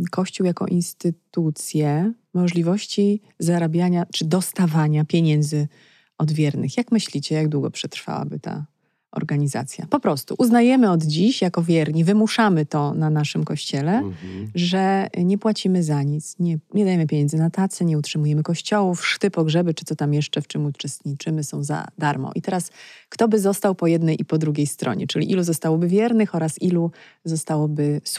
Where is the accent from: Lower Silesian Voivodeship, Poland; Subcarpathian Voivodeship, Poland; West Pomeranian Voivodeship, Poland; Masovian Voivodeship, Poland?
Lower Silesian Voivodeship, Poland; Legnica; Ja jestem z Legnicy